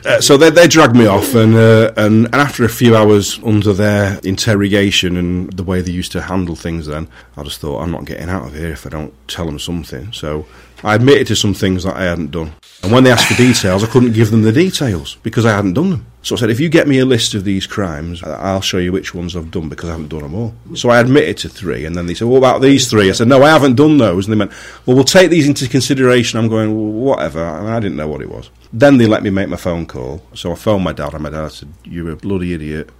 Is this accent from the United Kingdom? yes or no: yes; Marple, North West England, United Kingdom; also born or lived in Manchester / Glossop; I'm from Marple